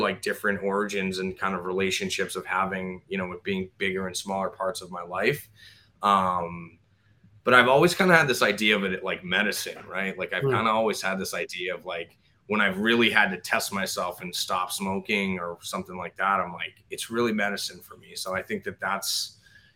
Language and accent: English; Boston area, Massachusetts, United States; also born or lived in Tampa, Florida; born and raised in the Boston area. Grew up where the Boston Marathon starts